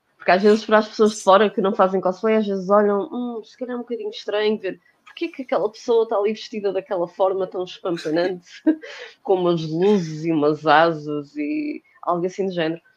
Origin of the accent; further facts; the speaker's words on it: Porto, Norte, Portugal; now in Lisbon, Portugal; sou do Porto, de momento estou a morar em Lisboa